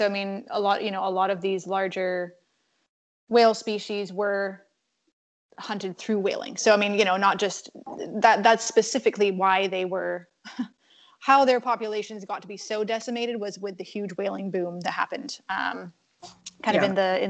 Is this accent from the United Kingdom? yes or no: yes; Northern Scotland, United Kingdom; I grew up in Northern Scotland, which is not really that far from Iceland.